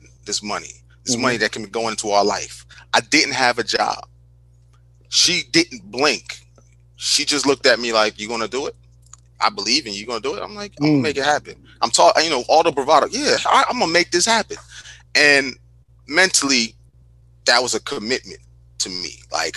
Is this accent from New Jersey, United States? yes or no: yes; New Jersey, United States; also born or lived in Newark; I'm from Jersey